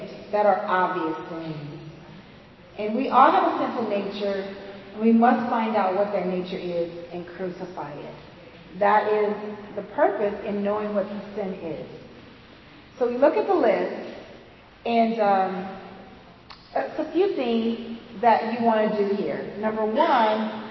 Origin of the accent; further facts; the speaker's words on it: the South, United States; accent: southern; my southern accent